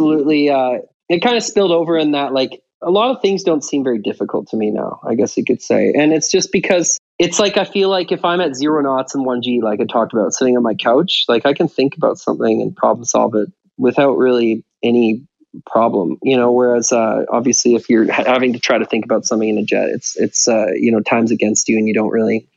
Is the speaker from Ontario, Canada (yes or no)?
no; Victoria, British Columbia, Canada; I was walking around in my hometown of Victoria